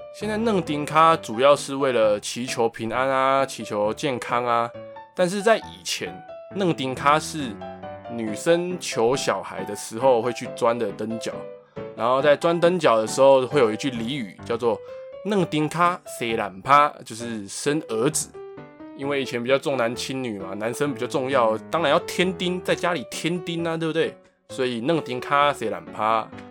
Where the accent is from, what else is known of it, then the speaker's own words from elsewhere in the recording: Taipei, Taiwan; 在我的家乡，台北万华